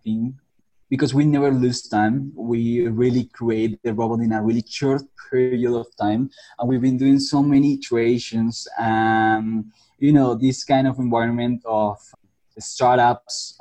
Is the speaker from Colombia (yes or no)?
yes; Colombia; I'm from Colombia. And here I grew up with my parents